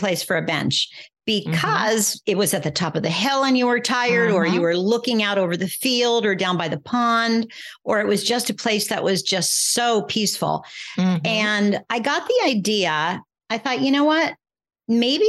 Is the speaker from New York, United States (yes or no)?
no; northeastern Pennsylvania, United States; I grew up in northeastern Pennsylvania, rural, you know, not many neighbors.